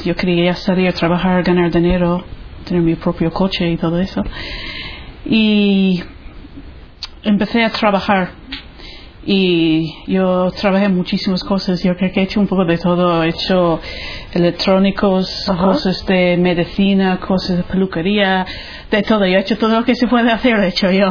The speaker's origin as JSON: {"language": "Spanish", "country": "Ireland", "second_language": "Spanish", "moved": "as an adult", "lives_now": "Spain", "said": "soy irlandesa, eh, soy de una familia católica, practicante"}